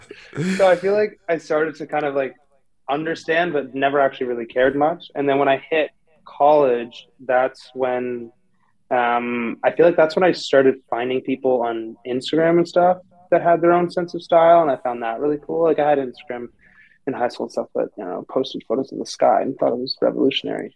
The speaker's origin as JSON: {"language": "English", "town": "Toronto", "region": "Ontario", "country": "Canada", "tie": "born or raised there", "moved": "as an adult", "lives_now": "California, United States", "said": "I'm from Toronto, Canada. Grew up there, born and raised"}